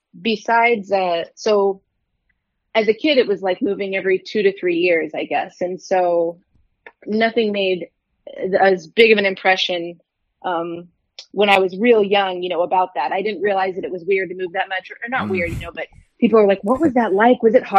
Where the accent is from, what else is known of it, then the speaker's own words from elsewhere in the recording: Michigan, United States; also born or lived in San Francisco / Germany / Colorado / California; I was born in San Francisco, moved around Germany, Colorado. I spent some time in Michigan in middle and high school. And then I moved back to California for college.